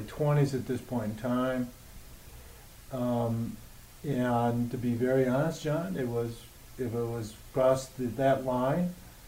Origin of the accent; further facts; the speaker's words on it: Detroit, Michigan, United States; born and raised in Detroit, and back then, I got to play in Tiger Stadium, still here, and the Lions, back then, the 70s, played at Tiger Stadium.